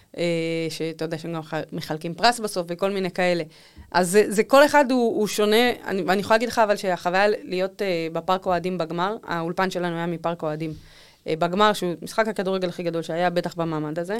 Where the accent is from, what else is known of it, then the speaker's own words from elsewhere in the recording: Israel; לא הסתרתי את זה שאני מישראל, כל פעם ששאלו אמרתי אני מישראל